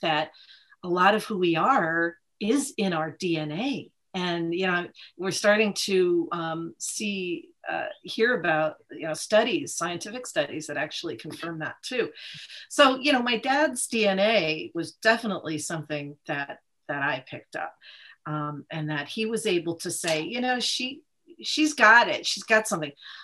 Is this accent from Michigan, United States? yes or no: no; Old Saybrook, Connecticut, United States; I grew up in a small town in Connecticut, Old Saybrook